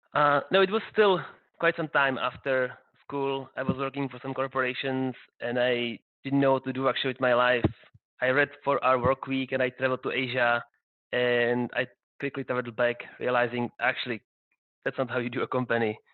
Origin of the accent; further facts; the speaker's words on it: Prague, Czechia; I'm actually from Prague